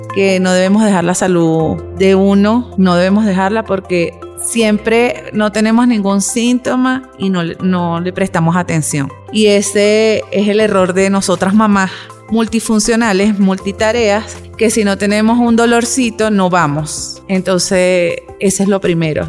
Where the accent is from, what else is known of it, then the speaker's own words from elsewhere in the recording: Venezuela; moved away as an adult; now in Ecuador; Soy venezolana